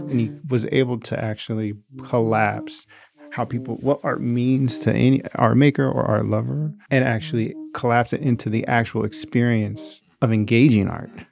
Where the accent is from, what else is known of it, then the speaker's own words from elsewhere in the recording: Seattle, Washington, United States; moved away; we grew up in Seattle